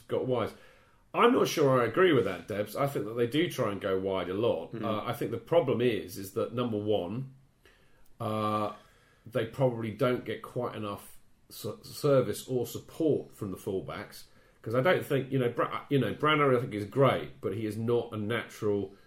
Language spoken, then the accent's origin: English; England, United Kingdom; as an Englishman